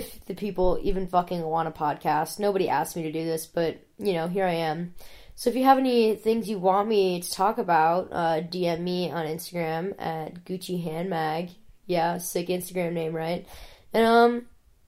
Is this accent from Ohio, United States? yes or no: yes; an hour outside of Cleveland, Ohio, United States; I grew up in Ohio. I didn't grow up in Columbus or Cleveland. I grew up an hour outside of Cleveland